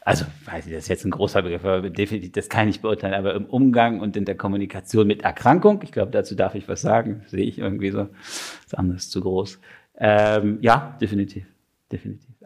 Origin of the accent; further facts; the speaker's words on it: Berlin, Germany; now in Switzerland; als ich äh, in die Schweiz gekommen bin, ist so als Berliner Heißsporn mit so einer gewissen Schnurre, wie man zu sagen pflegt